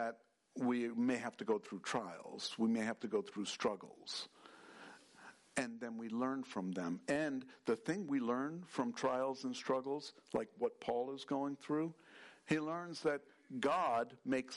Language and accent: English; New York, United States; I grew up in New York